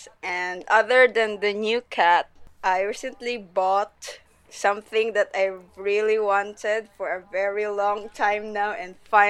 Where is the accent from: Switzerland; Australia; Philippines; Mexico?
Philippines; the art director of Muslim Manga, and I'm from the Philippines.